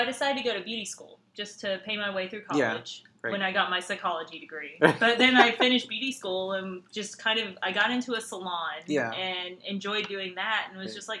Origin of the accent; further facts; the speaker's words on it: Thomaston, Georgia, United States; moved away as an adult; now in Atlanta, United States; I'm from Thomaston, Georgia, originally. Very small town in Georgia.